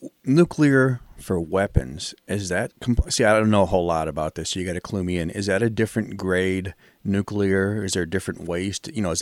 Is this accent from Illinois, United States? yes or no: yes; Illinois, United States; I'm from Illinois, but I spent a lot of time in Michigan